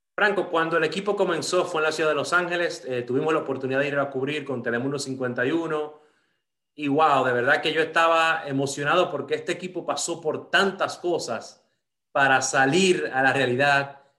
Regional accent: Dominican Republic; moved away; me crié en República Dominicana

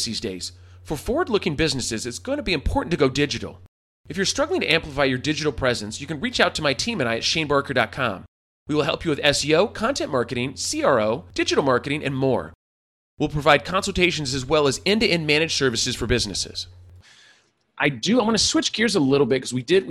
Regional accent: California, United States; I was raised by hippies in California.

